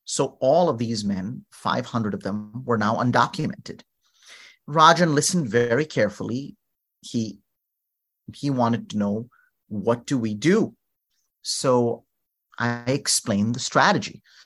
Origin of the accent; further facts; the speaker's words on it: North India, India; moved away; also born or lived in New Orleans; I was from North India and speaking, you know, Hindi, Urdu